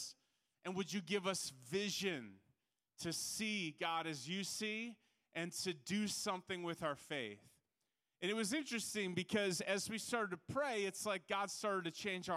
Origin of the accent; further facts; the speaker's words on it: Minneapolis, Minnesota, United States; I'm from Minneapolis, Minnesota